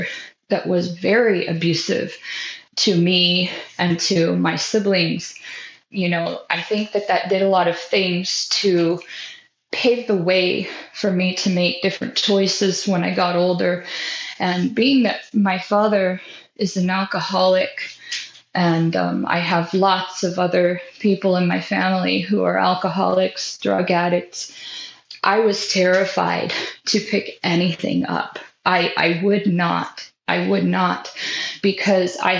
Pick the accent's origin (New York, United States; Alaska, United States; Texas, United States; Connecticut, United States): Alaska, United States; Sitka; moved away as an adult; also born or lived in California / Oklahoma; now in North Carolina, United States; I was born in California, but I moved to Alaska when I was so young. And so lived there my entire life